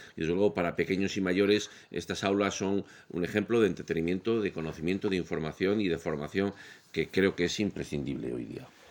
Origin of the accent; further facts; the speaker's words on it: León, Castile and León, Spain; yo soy de León